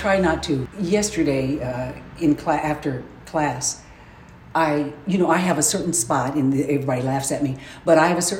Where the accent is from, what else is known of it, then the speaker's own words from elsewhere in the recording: Decatur, Illinois, United States; also born or lived in Tennessee; now in Springfield, United States; I was born, and then we moved to Decatur. My mom and dad and my four sisters, I grew up and lived in Decatur basically all my life.